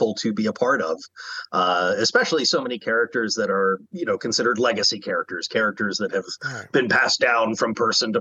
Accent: Maryland, United States; moved away; I'm originally from Maryland, and we have a small but really amazing film community out there

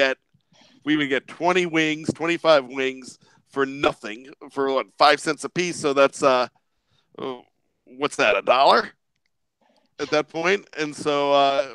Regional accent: Johnstown, Pennsylvania, United States; I'm from Johnstown, Pennsylvania.

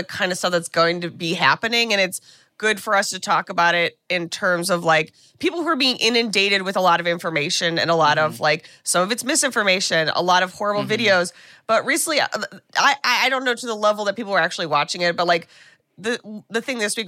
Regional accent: United States; as an American

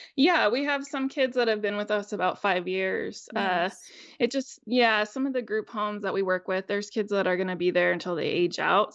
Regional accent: United States; also born or lived in Northern California / Northern Idaho / Tacoma, Washington; I grew up in Northern California and Northern Idaho

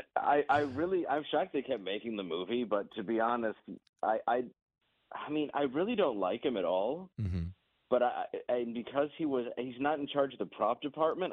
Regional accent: Detroit, Michigan, United States; I'm from Detroit

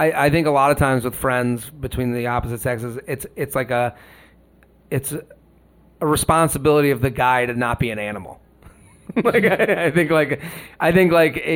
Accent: Boston, Massachusetts, United States; moved away as an adult; now in New York City, United States; we're all from the Boston area.

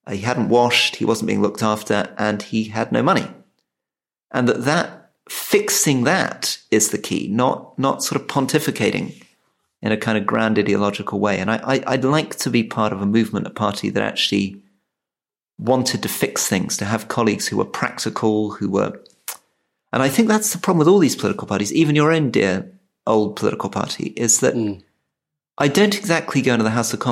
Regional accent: Scotland, United Kingdom; now in England; we're both Scottish, right? We're both Scottish people who somehow ended up living in England.

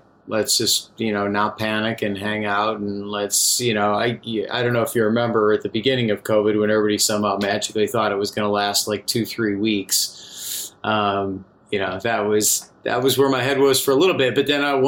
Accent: Chicago, Illinois, United States; I'm from the Chicago area

